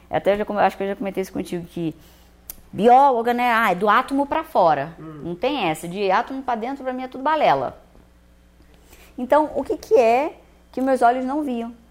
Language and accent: Portuguese; Rio de Janeiro, Brazil; also born or lived in Minas Gerais; Eu sou do Rio de Janeiro, mas eu morava em Minas nessa época.